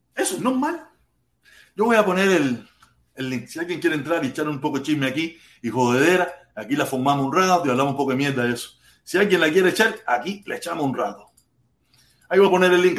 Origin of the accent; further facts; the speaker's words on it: Pinar del Río, Cuba; yo soy pinareño